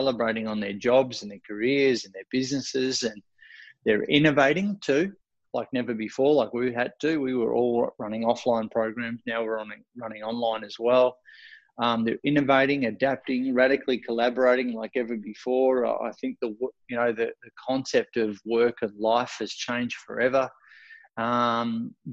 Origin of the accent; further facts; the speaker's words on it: Australia; accent: Australian; my Australian accent